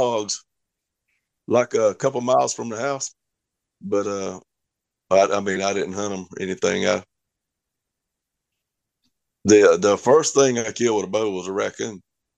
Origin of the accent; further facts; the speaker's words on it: South Georgia, United States; I'm from South Georgia